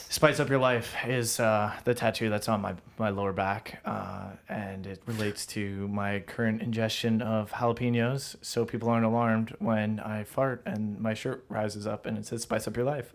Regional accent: Toronto, Ontario, Canada; you tell people you are from Toronto

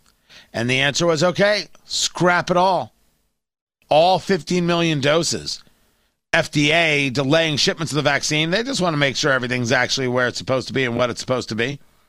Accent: New Jersey, United States; also born or lived in Brooklyn, New York; Born in Brooklyn, grew up in Jersey. I do not have an accent at all. I certainly don't have a New York accent

